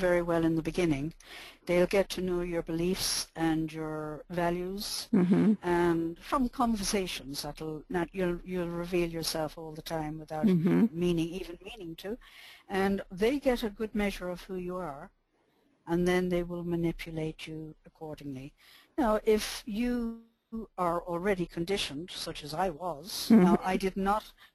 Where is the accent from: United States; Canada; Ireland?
Ireland; I'm Irish and I'm born in the 40s